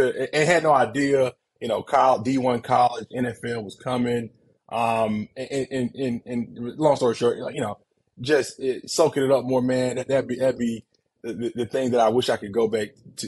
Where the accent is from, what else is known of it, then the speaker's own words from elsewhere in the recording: Warner Robins, Georgia, United States; moved away as an adult; also born or lived in West Lafayette, Indiana; I'm from Warner Robins, Georgia, big football city